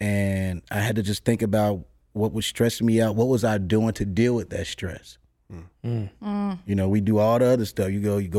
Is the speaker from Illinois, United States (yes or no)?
yes; Chicago, Illinois, United States; I'm from Chicago. It's very segregated. It's very racist.